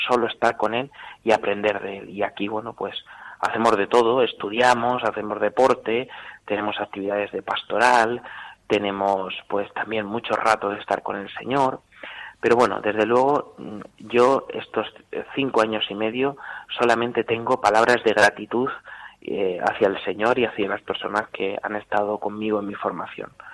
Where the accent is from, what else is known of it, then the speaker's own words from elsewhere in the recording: Talavera de la Reina, Castilla-La Mancha, Spain; soy de Talavera de la Reina, de la parroquia de Santa María la Mayor